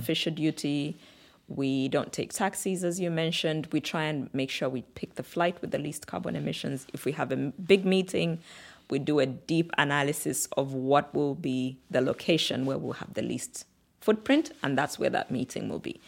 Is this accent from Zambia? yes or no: yes; Kitwe, Copperbelt Province, Zambia; also born or lived in Samfya / Luanshya / Lusaka; we moved to a slightly bigger town called Kitwe in the Copper Belt region of Zambia